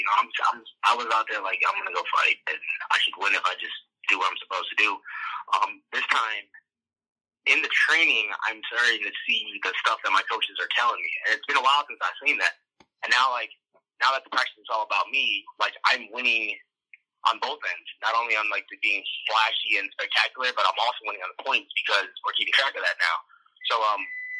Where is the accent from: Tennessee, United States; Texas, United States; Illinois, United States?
Illinois, United States; Chicago; And we're in Chicago, so it was like all my hometown.